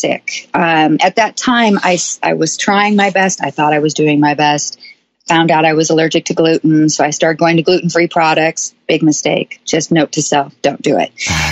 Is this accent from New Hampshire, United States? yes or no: no; Seattle, Washington, United States; moved away as an adult; now in Nashville, United States; I am originally from Seattle, Washington, but I moved Nashville